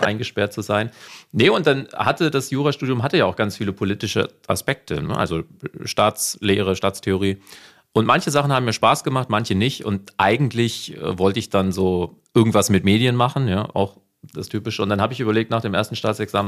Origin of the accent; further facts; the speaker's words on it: North Hesse, Germany; accent: North Hessian; hört man meinen nordhessischen Dialekt, Akzent